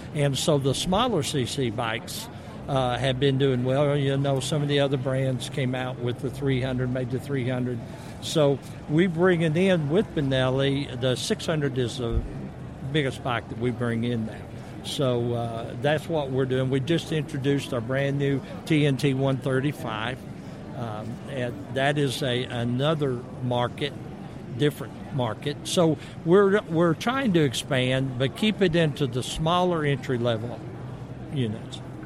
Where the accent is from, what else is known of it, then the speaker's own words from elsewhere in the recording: the South, United States; I'm from the South